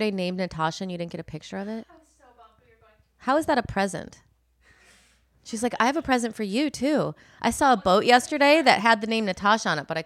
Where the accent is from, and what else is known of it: Illinois, United States; born or raised there; moved away